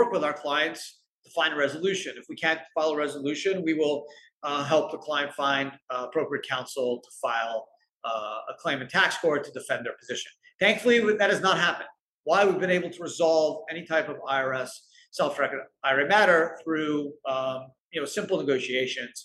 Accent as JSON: {"language": "English", "country": "Canada", "said": "I'm Canadian"}